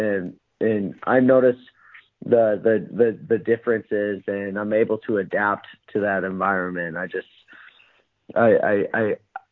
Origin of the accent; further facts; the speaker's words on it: Minnesota, United States; I'm pretty much from Canada. Minnesota's right on the border of Canada